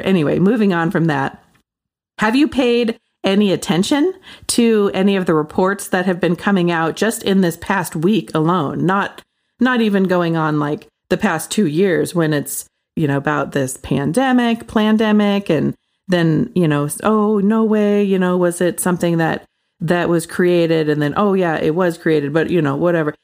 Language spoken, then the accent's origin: English; Pacific Northwest, United States; I grew up in the Pacific Northwest